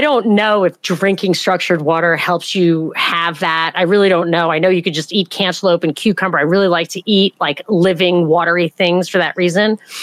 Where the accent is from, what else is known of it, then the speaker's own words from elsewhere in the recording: New York, United States; moved away; also born or lived in Atlanta; I'm from New York